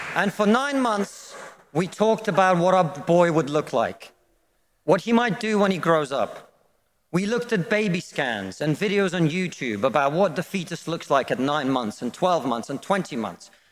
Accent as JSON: {"language": "English", "country": "Russia", "moved": "yes", "lives_now": "United Kingdom"}